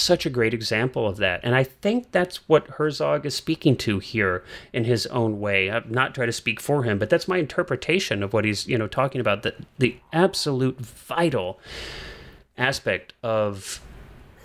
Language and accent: English; St. Charles, Missouri, United States; I grew up outside of St. Louis, Missouri, in the suburbs of St. Louis, and like pretty far out from St. Louis